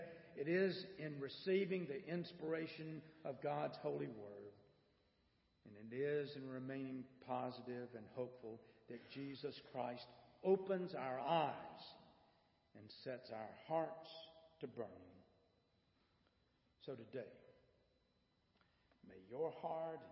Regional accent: Bishopville, South Carolina, United States; I grew up in Bishopville

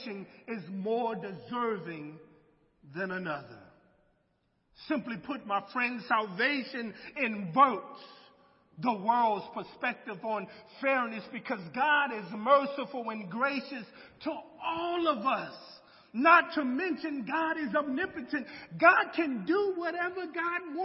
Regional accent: United States; as an American who grew up in a small town

